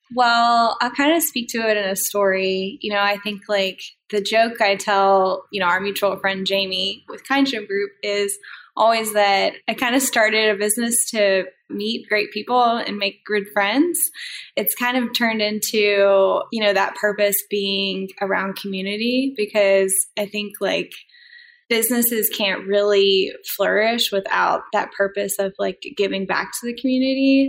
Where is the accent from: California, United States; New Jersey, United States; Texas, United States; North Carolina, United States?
North Carolina, United States; Durham; moved away as an adult; also born or lived in Colorado; Then I uh, moved back home. I'm originally from Durham, North Carolina.